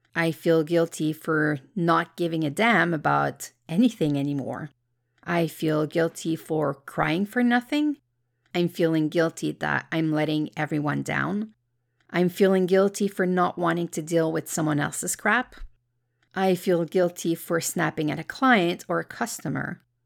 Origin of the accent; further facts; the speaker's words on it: Canada; I'm Canadian